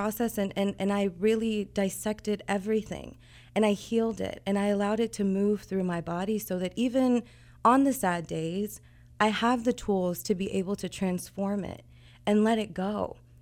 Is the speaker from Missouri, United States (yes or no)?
yes; Kansas City, Missouri, United States; moved away as an adult; I'm originally from Kansas City